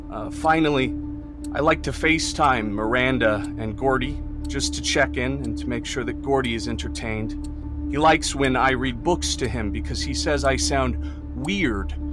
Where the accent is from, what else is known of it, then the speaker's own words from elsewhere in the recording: Ithaca, New York, United States; I am from Ithaca, New York, and that's where I'm stationed now.